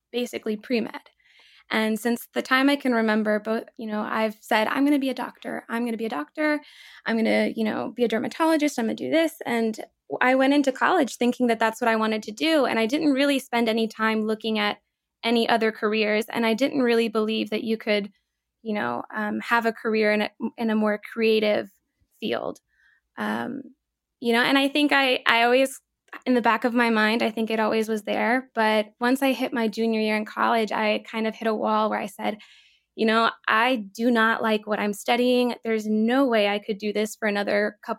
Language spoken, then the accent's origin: English; Lakeland, Florida, United States; moved away as an adult; now in New York, United States; my hometown of Lakeland, Florida